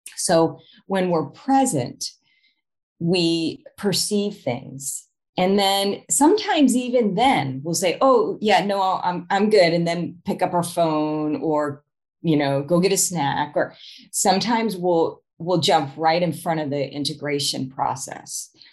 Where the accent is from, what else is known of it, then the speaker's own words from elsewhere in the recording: Arizona, United States; moved away as an adult; also born or lived in Chicago; move to chicago from my home state of arizona